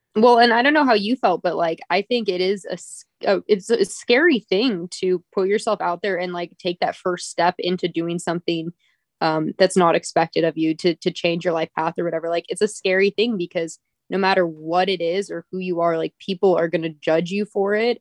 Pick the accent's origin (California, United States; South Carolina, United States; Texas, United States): California, United States; Redwood City; also born or lived in Lake Tahoe, California; I was born and raised in Redwood City